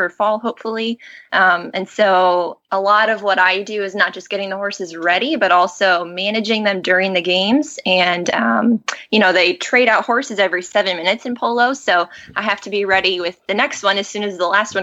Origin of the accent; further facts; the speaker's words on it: Colorado, United States; moved away as an adult; also born or lived in Arizona; now in New Jersey, United States; I was born in Arizona, and then when we moved to Colorado, I was 11. So most of the time I say I'm from Colorado, that's really where I grew up